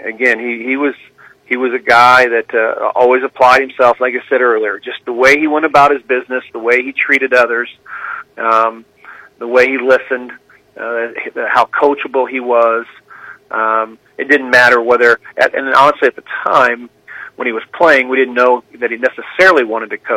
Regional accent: Kansas City, Missouri, United States; moved away; also born or lived in Kirksville, Missouri; I'm from Kansas City. I have Chiefs season tickets. I was on the field as a 10-year-old, you know, at the old Municipal Stadium

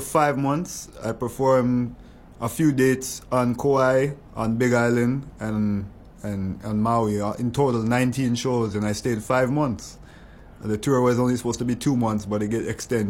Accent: Portland, Jamaica; moved away; also born or lived in Canada; I'm a Jamaican Canadian roots reggae blues singer songwriter, all the way from Portland, Jamaica

